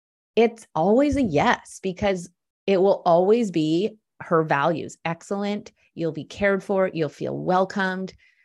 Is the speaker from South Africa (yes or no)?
no; Vancouver, British Columbia, Canada; also born or lived in Ottawa; So over 10 years ago, I moved home to Vancouver from Ottawa.